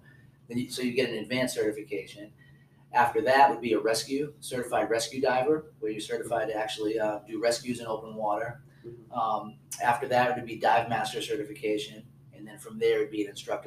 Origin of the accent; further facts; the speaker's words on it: New Hampshire, United States; moved away; I grew up near the Atlantic Ocean in New Hampshire